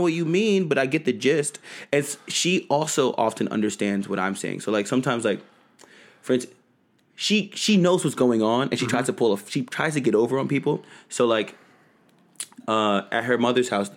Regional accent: New York City, New York, United States; also born or lived in East Village, Lower Manhattan; I'm originally from the Bronx, New York. East Village, New York. And, East Village, Lower Manhattan

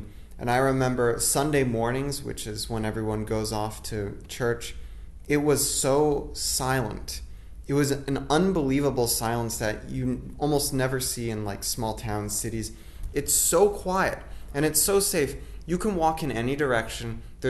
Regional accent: Orlando, Florida, United States; where we grew up in Orlando.

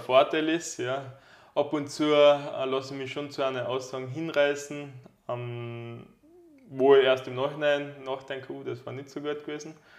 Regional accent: Carinthia, Austria; bei uns in Kärnten

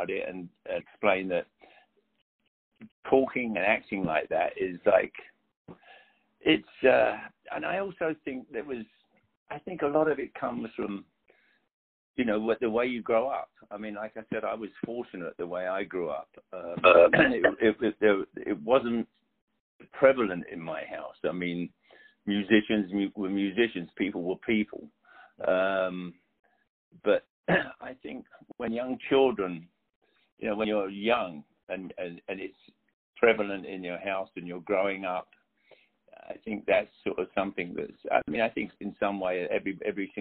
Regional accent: London, United Kingdom; moved away; I had black friends growing up in London

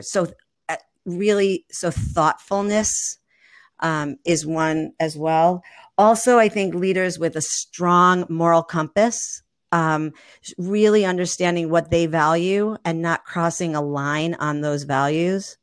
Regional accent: New York, United States; moved away as an adult; I'm a New Yorker, born and raised

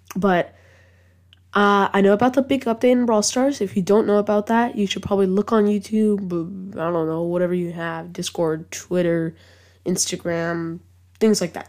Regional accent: England, United Kingdom; I am English

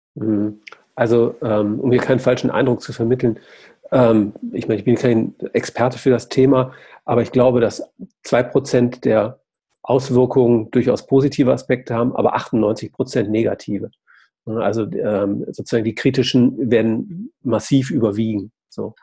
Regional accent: Essen, North Rhine-Westphalia, Germany; ich komme ja aus Essen

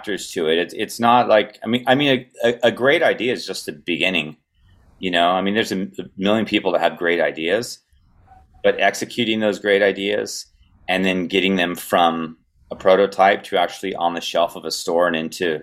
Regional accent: Southern California, United States; grew up skateboarding and I'm from Southern California

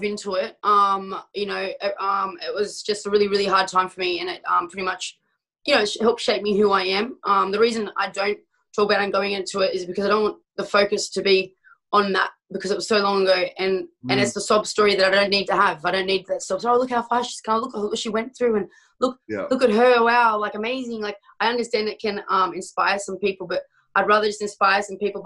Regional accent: Australia; where I grew up in Australia

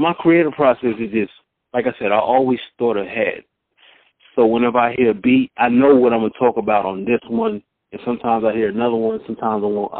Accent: Mount Vernon, New York, United States; also born or lived in Southern United States; now in Atlanta, United States; I'm originally from Mount Vernon, New York. I reside in Atlanta, GA

